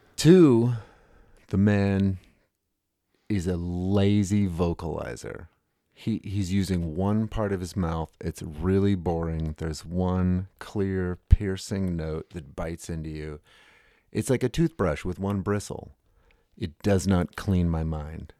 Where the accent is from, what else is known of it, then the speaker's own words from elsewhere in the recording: United States; I'm American